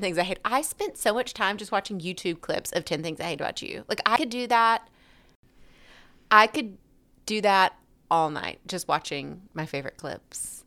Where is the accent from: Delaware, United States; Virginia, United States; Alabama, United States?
Alabama, United States; accent: Alabama; my lovely Alabama accent